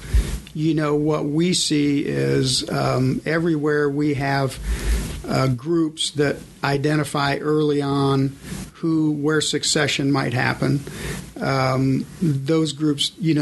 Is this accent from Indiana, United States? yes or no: yes; Indiana, United States; also born or lived in Michigan; I was born in Michigan, but lived my whole life all around Indiana